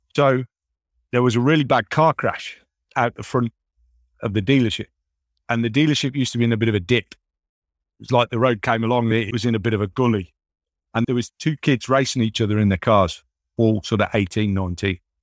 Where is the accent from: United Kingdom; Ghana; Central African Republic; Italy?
United Kingdom; moved away; my hometown back in the U K